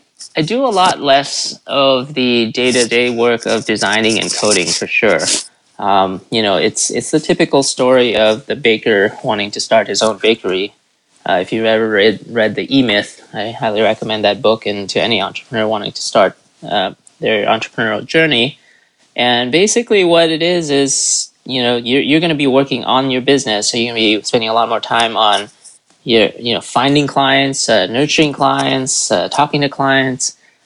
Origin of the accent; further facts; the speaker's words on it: Chicago, Illinois, United States; so I'm from Chicago. My wife and I had lived there for a long time, about 15 years, over 15 years.